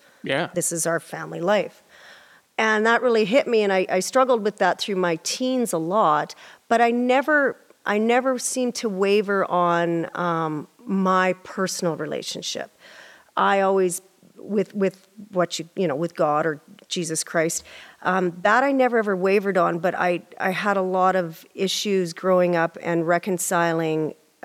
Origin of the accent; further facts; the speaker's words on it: Prince Albert, Saskatchewan, Canada; I'm from Prince Albert, Saskatchewan. Yeah. And we were raised in a Pentecostal environment, church